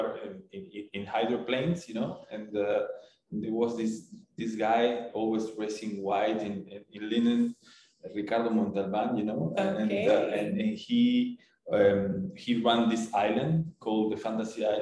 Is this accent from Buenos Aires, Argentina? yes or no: yes; Buenos Aires, Argentina; moved away as an adult; now in Cancun, Mexico; you will always be from Buenos Aires or from Argentina, you know. They will always call you the Argentinian guy